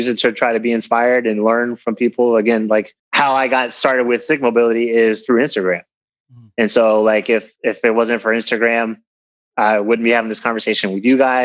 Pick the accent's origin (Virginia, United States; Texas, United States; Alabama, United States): Virginia, United States; just north of Richmond; also born or lived in Philadelphia, Pennsylvania / New Jersey / New York City; now in California, United States; I grew up mostly in Virginia. So I spent a lot of time in Philadelphia as well. I was born in Philadelphia